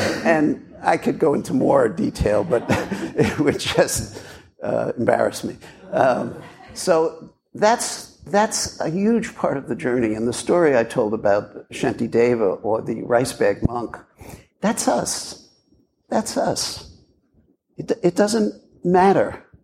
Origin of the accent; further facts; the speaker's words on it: Brooklyn, New York, United States; growing up in Brooklyn in the 50s and 60s